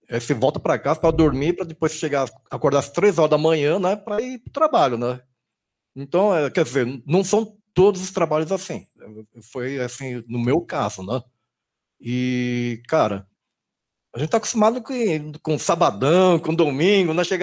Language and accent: Portuguese; Brazil; also born or lived in Okinawa, Japan; eu sou brasileiro